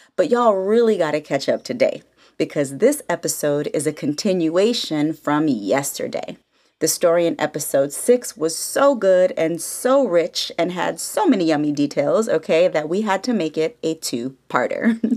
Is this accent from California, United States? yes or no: yes; the Bay Area, California, United States; now in Los Angeles, United States; I'm from the Bay all day, San Francisco and Oakland alike